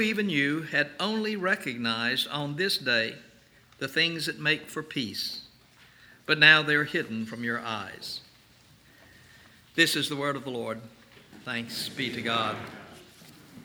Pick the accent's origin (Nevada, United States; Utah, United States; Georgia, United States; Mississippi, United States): Mississippi, United States; Canton; my hometown of Canton, Mississippi.